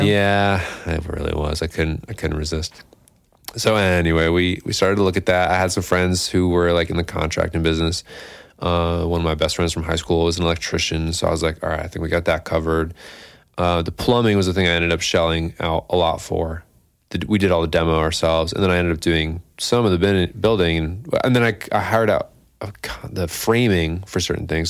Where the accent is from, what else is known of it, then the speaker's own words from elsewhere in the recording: Scotia, New York, United States; I'm from Scotia